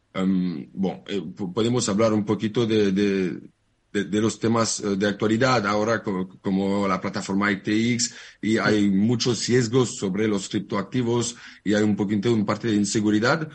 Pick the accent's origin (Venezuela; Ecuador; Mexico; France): France; Spanish is a second language; moved away as an adult; now in Barcelona, Spain; Yo soy francés. Hmm. Hace, hace un par de años que vivo en Barcelona